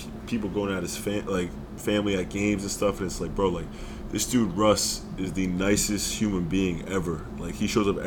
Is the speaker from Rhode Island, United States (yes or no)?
yes; Rhode Island, United States; we're both from Rhode Island. We both grew up watching the Friars play